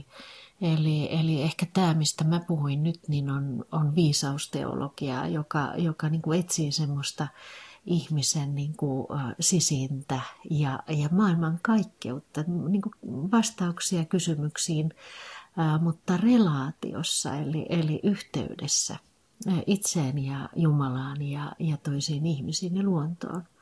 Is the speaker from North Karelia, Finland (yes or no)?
yes; Rääkkylä, North Karelia, Finland; born there; also born or lived in Sysmä; now in Helsinki, Finland; Tosiaan mä oon syntynyt Rääkkylässä – ja, ja tota, mun isä on ruskealasta, eli rajan, rajan tuolta puolen.